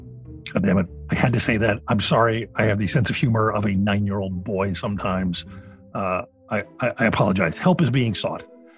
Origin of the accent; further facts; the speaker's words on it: Philadelphia, Pennsylvania, United States; when I was growing up in Philadelphia